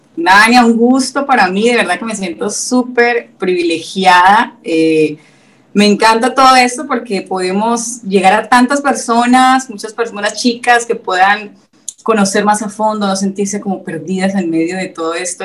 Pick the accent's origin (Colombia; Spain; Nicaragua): Colombia; moved away as an adult; now in Veracruz, Mexico; nosotros somos colombianos, yo soy colombiana